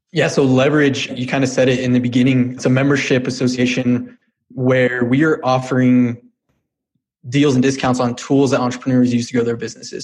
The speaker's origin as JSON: {"language": "English", "town": "Brighton", "region": "Colorado", "country": "United States", "tie": "born or raised there", "said": "I grew up in Colorado, born and raised in a little town called Brighton."}